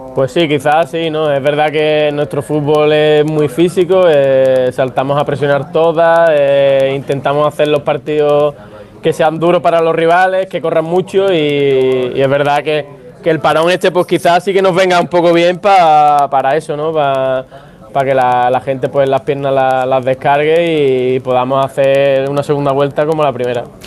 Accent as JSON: {"language": "Spanish", "region": "Andalusia", "country": "Spain", "said": "Yo soy andaluz"}